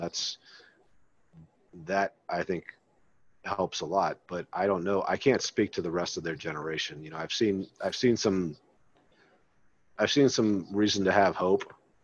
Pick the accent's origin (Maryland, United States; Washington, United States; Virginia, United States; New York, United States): Maryland, United States; I grew up in Maryland